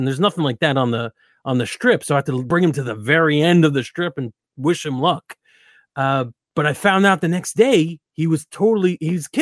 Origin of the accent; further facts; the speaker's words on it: New Jersey, United States; I'm from New Jersey